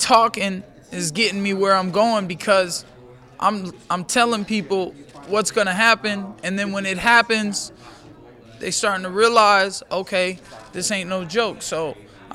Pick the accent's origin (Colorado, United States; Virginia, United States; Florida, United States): Florida, United States; Orlando; UFC Orlando at the Amway Center in my hometown